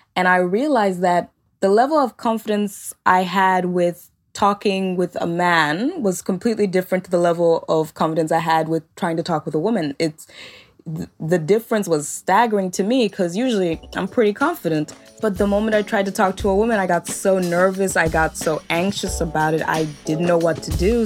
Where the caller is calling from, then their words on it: Melbourne, Victoria, Australia; I'm calling from Melbourne, Australia